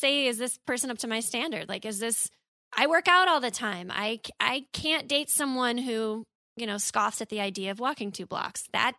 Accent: Midwest, United States; And I'm from the Midwest.

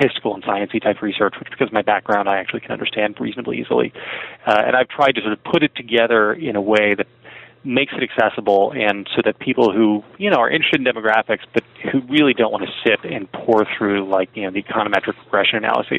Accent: Morristown, New Jersey, United States; I am a South Jersey boy, born and bred. I grew up in Morristown, New Jersey.

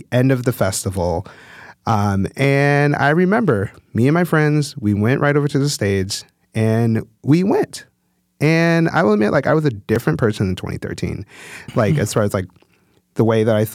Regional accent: Chicago, Illinois, United States; moved away; I'm from the Chicago area. And lived in Chicago proper for quite a few years before moving.

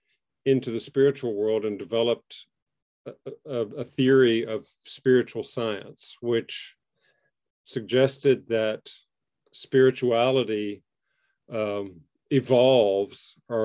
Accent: Southwest, United States; And because I grew up in the Southwest United States, I like spicy food.

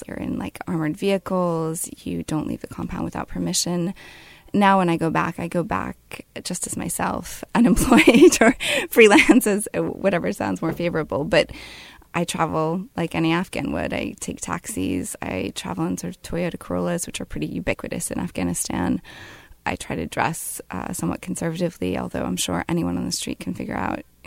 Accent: United States; my being an American

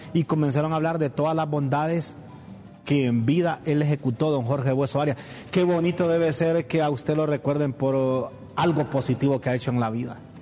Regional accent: Danlí, El Paraíso, Honduras; Ahí en mi pueblo

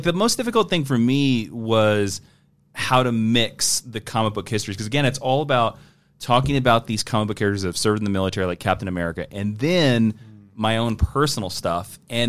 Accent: Kansas, United States; I'm from Kansas

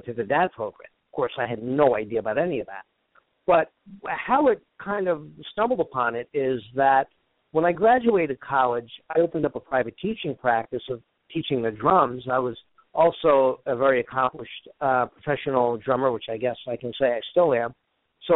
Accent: Woodbridge Township, New Jersey, United States; New Jersey, where I grew up in Woodbridge Township. That's originally where I grew up

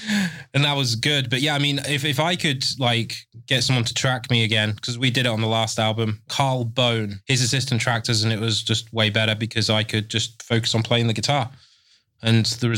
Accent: England, United Kingdom; I'm English, can't speak it.

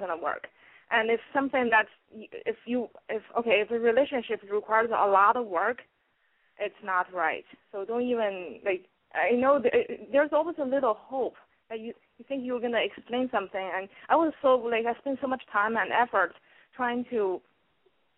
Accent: New York, United States; I'm from New York

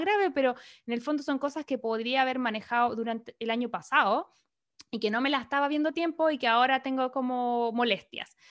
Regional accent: Chile; now in Los Angeles, United States; somos chilenas

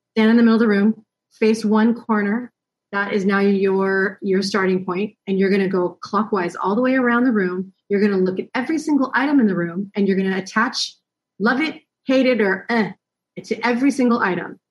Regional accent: United States; moved away; we being an American

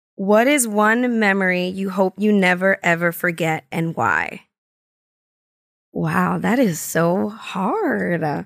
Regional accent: New York City, New York, United States; I'm from the Bronx, so I'm from Highbridge and born and raised

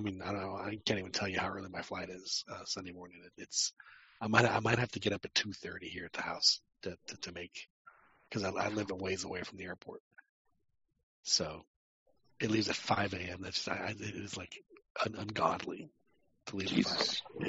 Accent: Texas, United States; Yeah, but I'm from Texas, man.

